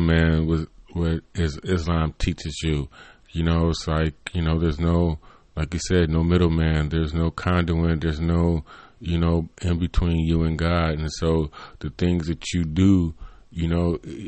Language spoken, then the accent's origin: English; United States; growing up in America